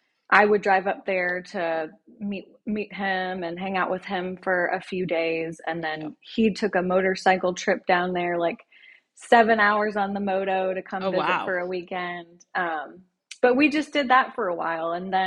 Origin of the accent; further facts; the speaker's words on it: Louisville, Kentucky, United States; also born or lived in Washington, D.C. / Birmingham, Alabama; So we live in Louisville, Kentucky now, but I'm one of six. I was born in Washington, D.C. My dad was in the military, so we all grew up in Louisville.